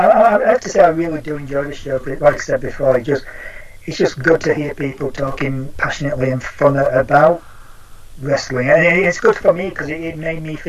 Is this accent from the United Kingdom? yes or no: yes; United Kingdom; being a British wrestling fan